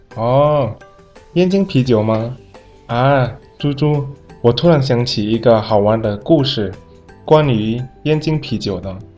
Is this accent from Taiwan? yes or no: no; Indonesia; Chinese is a second language; now in China; 我是来自印尼的